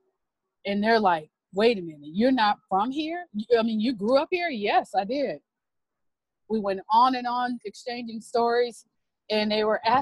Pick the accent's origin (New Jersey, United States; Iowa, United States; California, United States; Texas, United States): California, United States; Los Angeles / Bakersfield; moved away; my hometown of Los Angeles / Bakersfield, California.